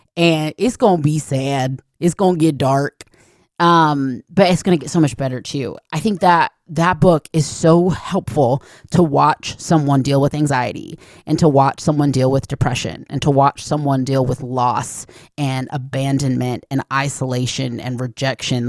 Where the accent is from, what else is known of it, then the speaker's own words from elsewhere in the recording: Atlanta, Georgia, United States; I grew up in Atlanta